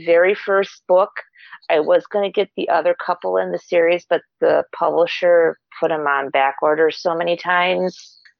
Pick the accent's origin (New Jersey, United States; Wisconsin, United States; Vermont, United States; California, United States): Wisconsin, United States; Central; I'm from Central Wisconsin.